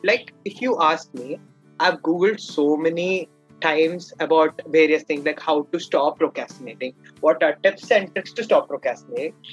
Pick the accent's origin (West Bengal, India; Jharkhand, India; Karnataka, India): Karnataka, India; I'm from Karnataka, India